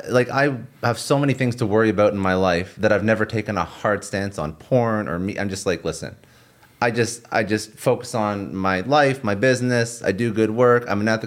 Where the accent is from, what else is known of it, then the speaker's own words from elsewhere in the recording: Toronto, Ontario, Canada; No, I'm from Toronto.